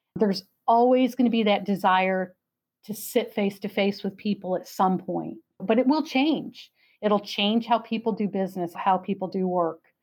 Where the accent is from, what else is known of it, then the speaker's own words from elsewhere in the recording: New York, United States; now in Florida, United States; I'm from New York